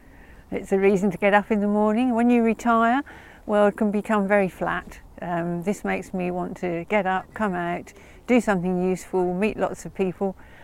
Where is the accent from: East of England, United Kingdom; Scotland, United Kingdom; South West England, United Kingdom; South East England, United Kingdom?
South West England, United Kingdom; Kingston Lacy; I'm from Kingston Lacey and we've been over there surveying the monuments there.